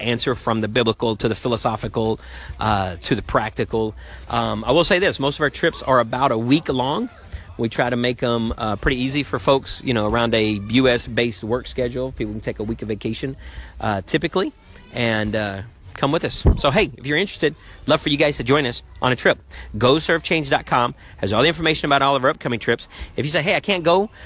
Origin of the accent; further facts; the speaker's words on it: United States; I'm an American in my body